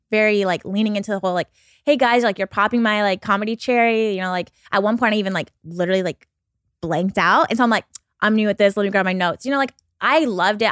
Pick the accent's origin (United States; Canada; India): United States; Pacific Northwest; I'm from the Pacific Northwest